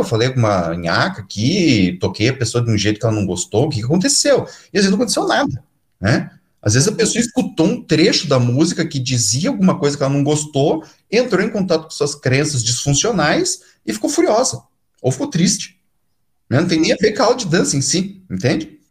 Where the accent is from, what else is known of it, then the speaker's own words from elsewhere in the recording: Curitiba, Paraná, Brazil; que nem a gente diz aqui em Curitiba